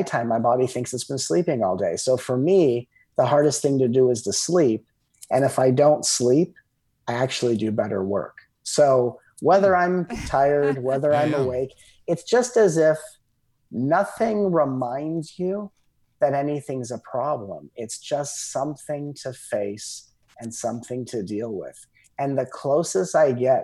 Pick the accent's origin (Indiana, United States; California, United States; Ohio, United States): California, United States; Southern; I grew up in Southern California